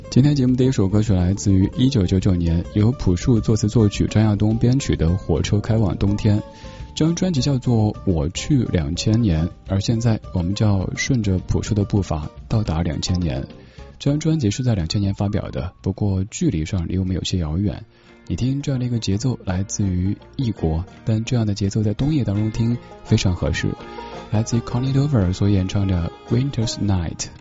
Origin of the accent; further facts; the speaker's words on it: Sichuan, China; accent: Sichuanese; 作为一个四川人